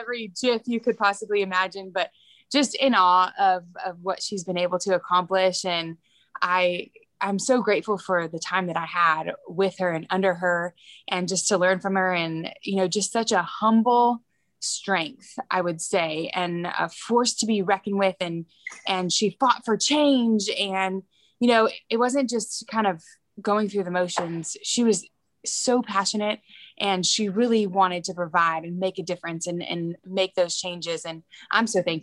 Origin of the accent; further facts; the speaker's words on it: La Mirada, California, United States; It was in La Mirada, California, where I grew up.